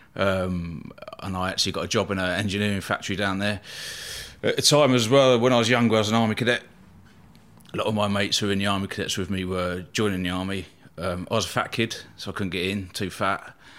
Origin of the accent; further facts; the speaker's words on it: Eastbourne, South East England, United Kingdom; I was born in Eastbourne, uh, East Sussex on the south coast there